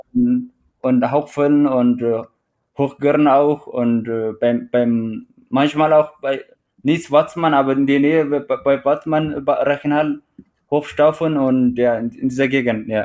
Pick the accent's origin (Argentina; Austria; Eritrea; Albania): Eritrea; German is a second language; also born or lived in Teisendorf, Bavaria, Germany; now in Traunstein, Germany; ich komme ursprünglich aus Eritrea und äh, ich lebe seit äh, knapp acht Jahren in Deutschland, beziehungsweise in Südbayern Traunstein